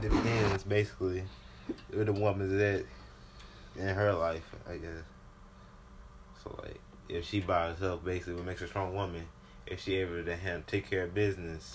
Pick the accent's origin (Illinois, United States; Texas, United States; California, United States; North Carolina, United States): North Carolina, United States; Richmond County; I'm from Richmond, Richmond County, North Carolina.